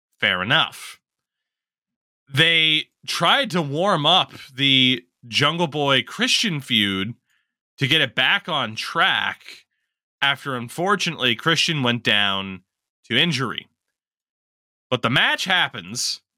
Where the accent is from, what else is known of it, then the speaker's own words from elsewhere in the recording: Canada; As a Canadian, you're not allowed